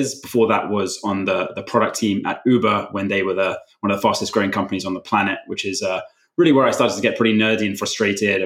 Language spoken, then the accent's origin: English; London, United Kingdom; also born or lived in West Coast, United States / Amsterdam, Netherlands; I grew up in London, currently live here too, but in between, have spent a bit of time living on the West Coast of the US and a couple of years living in Amsterdam as well.